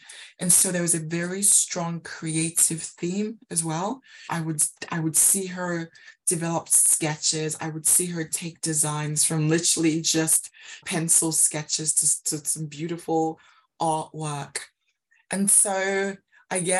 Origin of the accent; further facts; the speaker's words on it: Nigeria; now in United Kingdom; I grew up in Nigeria